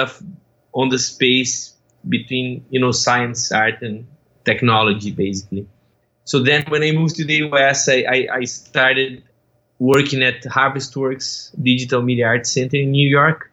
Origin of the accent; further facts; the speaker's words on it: Brazil; moved away as an adult; now in United States; I'm originally from Brazil. I moved to the US in 2014